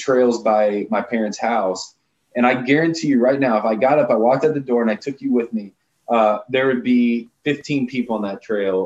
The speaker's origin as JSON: {"language": "English", "region": "Indiana", "country": "United States", "tie": "born or raised there", "also_born_or_lived": "Warsaw, Indiana", "moved": "as an adult", "lives_now": "Denver, United States", "said": "In Indiana right now. This is my hometown"}